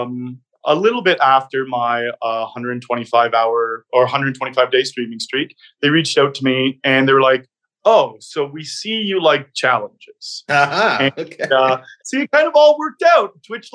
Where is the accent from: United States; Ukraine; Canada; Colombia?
Canada; Canada's been such an amazing home for me. I grew up very Canadian, playing a lot of hockey